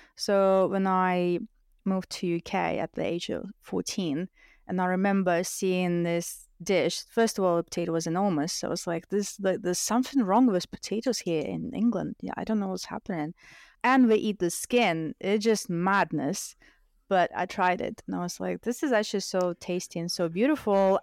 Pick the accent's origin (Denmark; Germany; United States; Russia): Russia; English is a second language; now in United Kingdom; I grew up in a single parent family